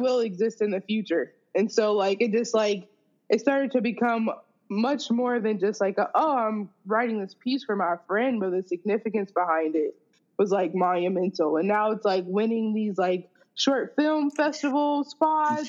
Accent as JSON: {"language": "English", "town": "Akron", "region": "Ohio", "country": "United States", "moved": "yes", "lives_now": "New Jersey, United States", "said": "I'm originally from Akron, Ohio"}